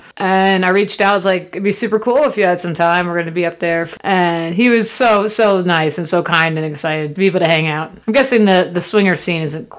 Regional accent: Florida, United States; It's still my home state, Rach.

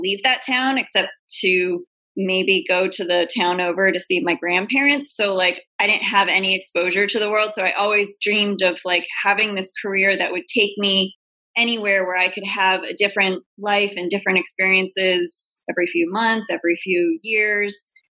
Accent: New England, United States; Like I grew up in New England and it's very quiet and boring and vanilla.

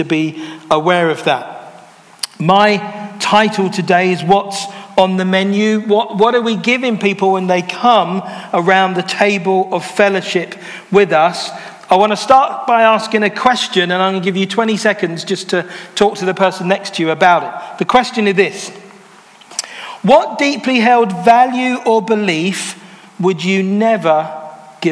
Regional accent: London, United Kingdom; I'm from London. I've lived in London all my life. My parents are from Jamaica.

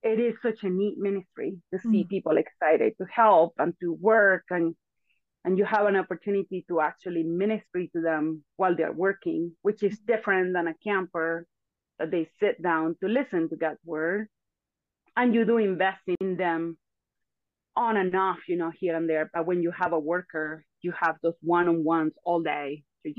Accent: Venezuela; English is a second language; moved away as an adult; also born or lived in Antigua; now in United States; But I was born in Venezuela, raised in Venezuela. I moved to Antigua when I was 24, and I moved to the States when I was 27

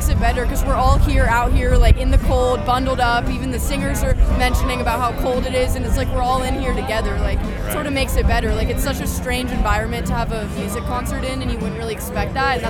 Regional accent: Truckee, California, United States; I'm also from Truckee.

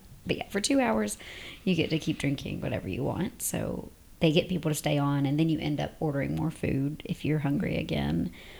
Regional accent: the South, United States; moved away as an adult; now in United Arab Emirates; we're from the South

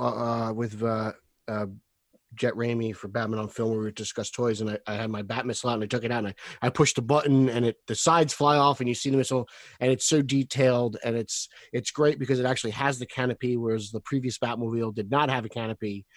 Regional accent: New Jersey, United States; I'm from New Jersey

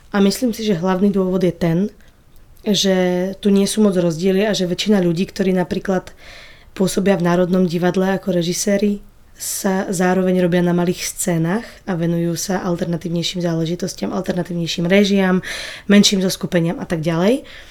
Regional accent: Slovakia; first language Slovak; moved away as an adult; also born or lived in Czech Republic; now in Prague, Czech Republic; som Slovenka, ktorá v Čechách žije oveľa mm, kratší čas

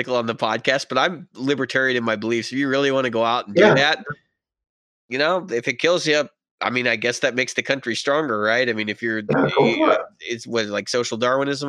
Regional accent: United States; We're all Americans. I would assume that we're all from the United States.

